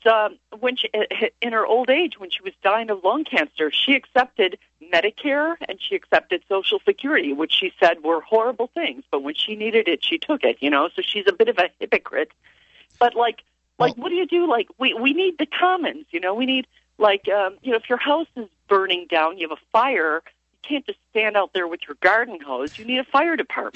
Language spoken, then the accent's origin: English; Chicago, Illinois, United States; now in Ithaca, United States; I'm from Chicago